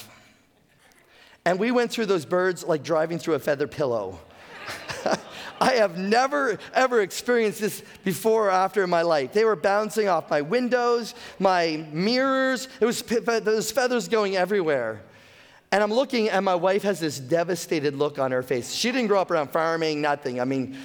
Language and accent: English; the Maritimes, Canada; I'm a Maritimer. I've been born and raised in the Maritimes.